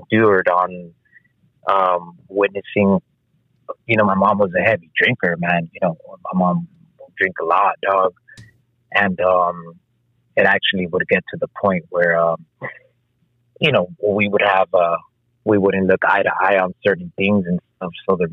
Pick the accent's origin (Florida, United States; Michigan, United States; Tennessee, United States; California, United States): California, United States; Los Angeles; I was actually born and raised in Los Angeles, California, on the streets of Second Avenue and Venice.